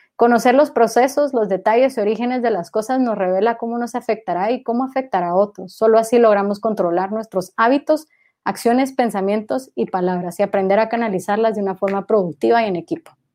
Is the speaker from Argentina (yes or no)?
no; Guatemala; yo nunca salí de Guatemala, todo lo construí desde acá.